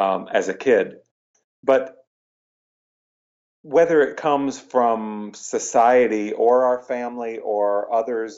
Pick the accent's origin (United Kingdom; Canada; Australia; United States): United States; Iowa; moved away as an adult; also born or lived in Aurora, Illinois; I moved everything back to my hometown in Iowa